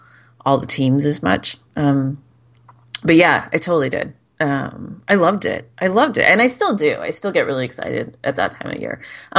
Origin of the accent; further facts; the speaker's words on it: Arizona, United States; I was born in Arizona.